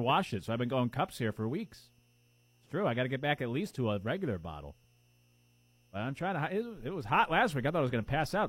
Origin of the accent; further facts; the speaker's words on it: Connecticut, United States; moved away as an adult; now in South Carolina, United States; I didn't grow up in the South, I grew up in Connecticut